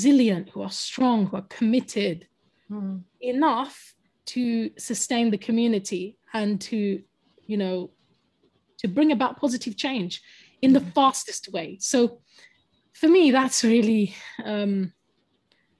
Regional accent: London, United Kingdom; first language English; I'm a Londoner, and I was born in London and brought up in London.

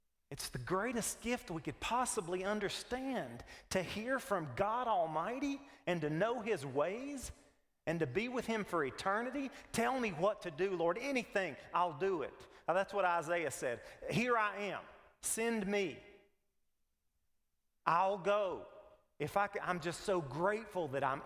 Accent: United States; We're Americans. We're just as American as any liberal.

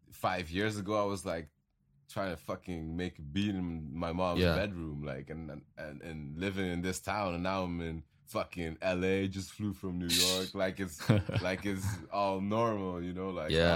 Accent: Belgium; And he didn't even know I was from Belgium.

